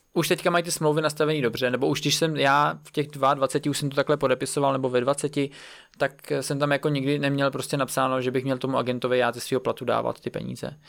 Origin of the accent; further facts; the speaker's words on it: Czechia; jako já, jako Čech